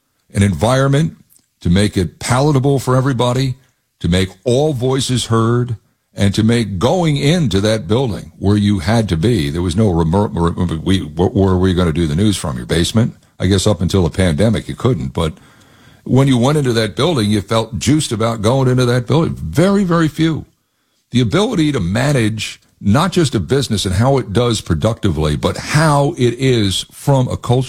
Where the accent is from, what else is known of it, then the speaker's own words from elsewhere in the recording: East Coast, United States; also born or lived in Ohio; Yeah, that's great. That's great. But you know, I'm really from the East Coast.